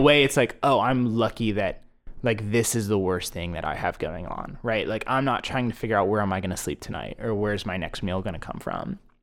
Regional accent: Plano, Texas, United States; also born or lived in Philadelphia; I grew up in Plano

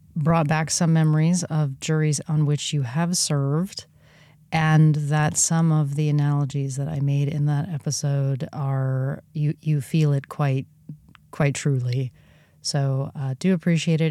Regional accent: Southern California, United States; growing up in Southern California

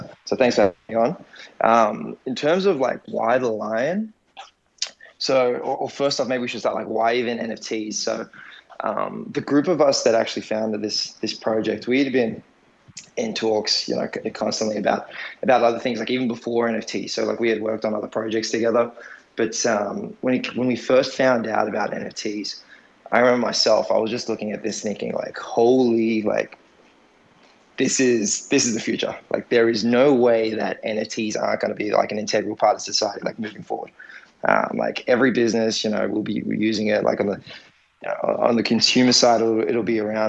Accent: Australia; I'm Australian. Our background, heritage is Assyrian

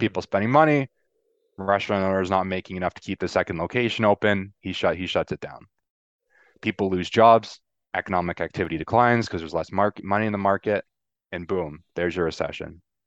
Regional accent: Canada; I'm Canadian

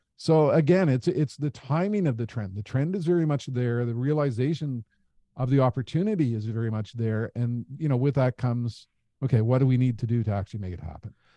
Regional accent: Canada; as a Canadian

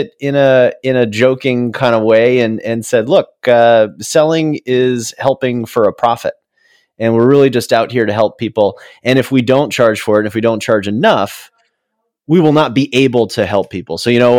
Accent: Jupiter, Florida, United States; We did a lot of drives to Disney World. We grew up in Jupiter, Florida, so a lot of time listening to him in the car

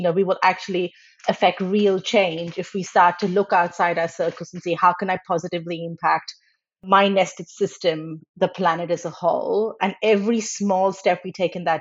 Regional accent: Australia; moved away as an adult; now in Netherlands; So I grew up in Australia

